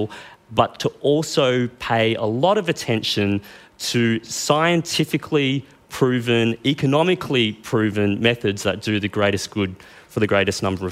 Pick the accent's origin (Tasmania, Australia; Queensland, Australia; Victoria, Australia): Queensland, Australia; now in New South Wales, Australia; I come from Queensland